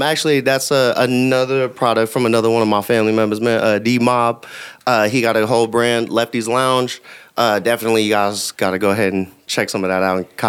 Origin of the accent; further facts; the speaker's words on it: Yokota, Tokyo, Japan; born there; No, actually, I was born in Japan.